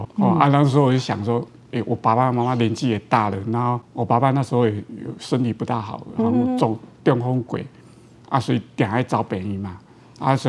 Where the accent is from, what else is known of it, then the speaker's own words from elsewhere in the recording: Yunlin County, Taiwan; accent: Haikou accent; 因为我是云林大溪嘛，大溪人，哦，所以我我讲台语有一个腔啦，哦，而且海口腔